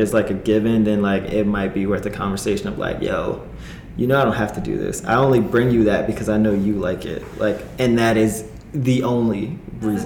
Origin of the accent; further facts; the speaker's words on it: New Jersey, United States; now in Los Angeles, United States; I am from New Jersey, East Coast boy through and through